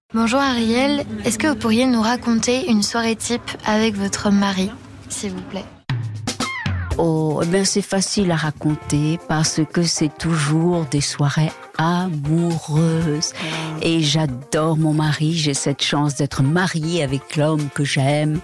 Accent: Mexico; first language Spanish; French is a second language; moved away as an adult; now in France; je parle très bien l'espagnol et que c'est ma première langue et que j'ai vécu 18 ans au Mexique

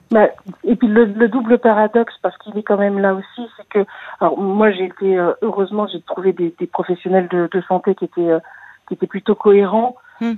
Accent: Paris, Île-de-France, France; moved away as an adult; Je suis née à Paris, j'avais jamais quitté Paris de ma vie

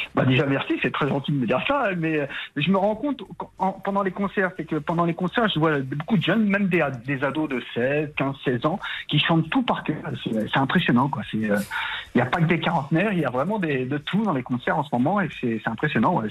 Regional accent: Saint-Denis, Île-de-France, France; je suis né à Saint-Denis, qui était autrefois, il y a bien longtemps, bien longtemps pardon, euh, la plus grande ville de Bretagne, Saint-Denis. Aujourd'hui, non, ça a changé, mais ouais, je suis banlieusard à la base.

